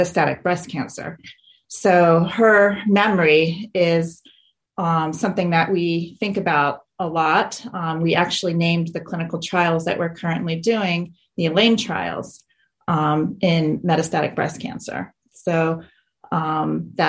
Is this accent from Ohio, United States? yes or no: yes; Dayton, Ohio, United States; we grew up in Dayton, Ohio